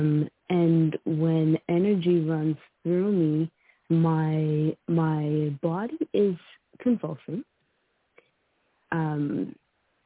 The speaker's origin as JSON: {"language": "English", "country": "Canada", "tie": "born or raised there", "said": "I was born in Canada"}